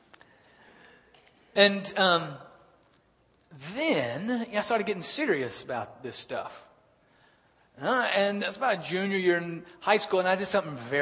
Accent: Birmingham, Alabama, United States; I was born and raised in Birmingham, Alabama.

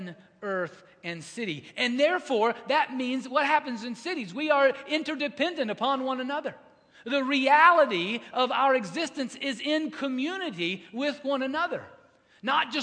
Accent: United States; we see that as Americans. We see that as American Christians

